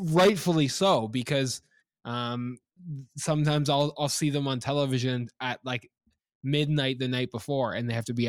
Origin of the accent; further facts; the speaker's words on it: Canada; moved away as an adult; also born or lived in South Carolina; Me as a Canadian, always a sports fan, always interested, but down in the southern states, not really knowing my place